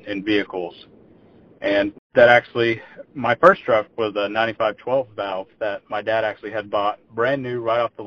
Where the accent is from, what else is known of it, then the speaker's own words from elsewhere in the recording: Hockley, Texas, United States; also born or lived in Houston, Texas; I was born and raised in Texas. I was born in Houston. I grew up in a little small town called Hockley.